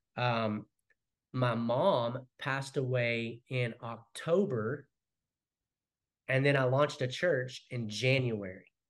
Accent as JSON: {"language": "English", "region": "Arkansas", "country": "United States", "also_born_or_lived": "North Carolina / Texas", "moved": "yes", "lives_now": "Keller, United States", "said": "I'm originally from Arkansas"}